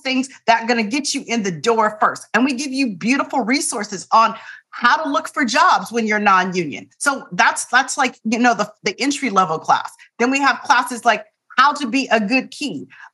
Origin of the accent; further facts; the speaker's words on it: Tempe, Arizona, United States; I'm from Tempe, Arizona. It's hot in the summer times.